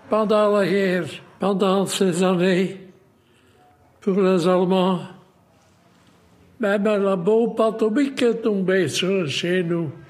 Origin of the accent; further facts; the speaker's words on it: Molenbeek-Saint-Jean, Brussels-Capital Region, Belgium; c'est 98 ans. Encore deux ans, je suis 100 ans. Je viens de Molenbeek, la commune la plus grande de Bruxelles, de Grand-Bruxelles.